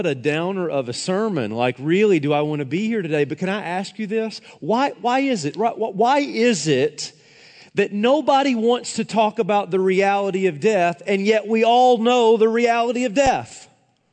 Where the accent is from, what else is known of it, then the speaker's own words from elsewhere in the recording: Tennessee, United States; moved away; I was back in my hometown in Tennessee